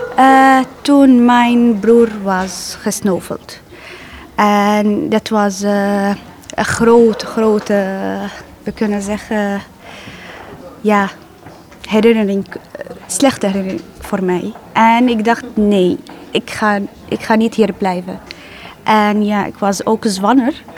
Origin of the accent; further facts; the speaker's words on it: Aleppo, Aleppo Governorate, Syria; Dutch is a second language; moved away as an adult; now in Netherlands; Eh, ik kom uit Syrië, eh, Aleppo. Eh, dit is mijn stad.